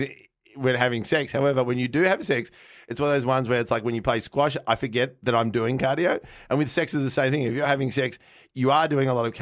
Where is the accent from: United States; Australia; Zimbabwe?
Australia; Melbourne, Victoria; I grew up in North Carlton